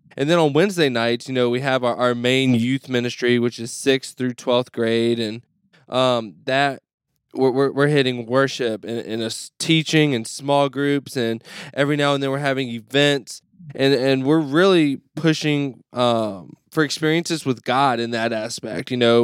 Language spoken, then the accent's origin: English; Mississippi, United States; moved away as an adult; now in Neenah, United States; I'm from Mississippi